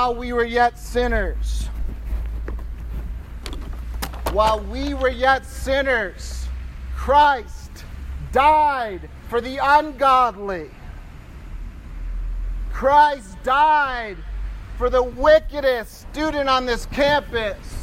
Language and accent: English; Michigan, United States; I'm from Michigan